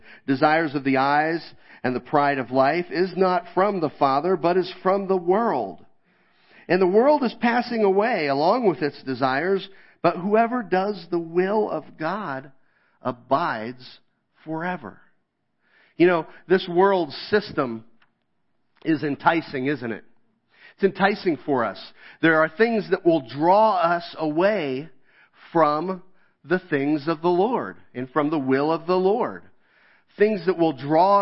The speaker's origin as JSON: {"language": "English", "region": "Kansas", "country": "United States", "tie": "born or raised there", "moved": "yes", "said": "I grew up in Kansas"}